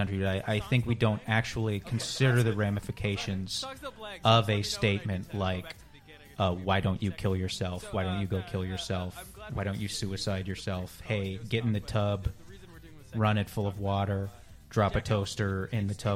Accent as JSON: {"language": "English", "country": "Canada", "said": "I am Canadian"}